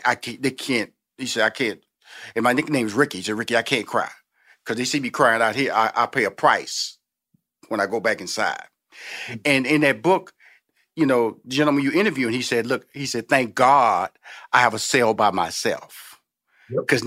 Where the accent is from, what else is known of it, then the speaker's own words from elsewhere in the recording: Houston, Texas, United States; I'm from Houston, Texas. I'm from the South.